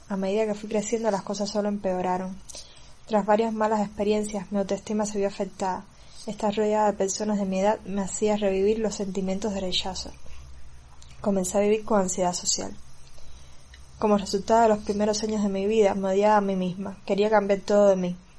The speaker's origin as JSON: {"language": "Spanish", "country": "Cuba", "said": "soy cubana"}